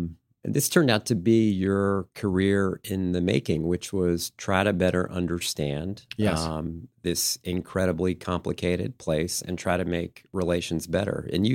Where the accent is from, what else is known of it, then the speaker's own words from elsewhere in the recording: United States; Just showing up, being an American, showing that you cared